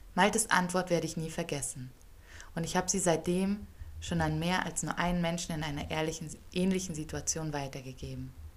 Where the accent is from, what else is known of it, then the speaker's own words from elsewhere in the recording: Hamburg, Germany; moved away as an adult; now in Ethiopia; in Hamburg, wo ich groß geworden bin